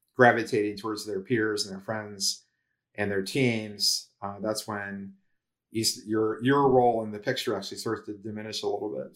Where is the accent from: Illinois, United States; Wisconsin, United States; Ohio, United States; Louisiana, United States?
Ohio, United States; moved away as an adult; also born or lived in Cincinnati / New Jersey / Florida; I'm from Ohio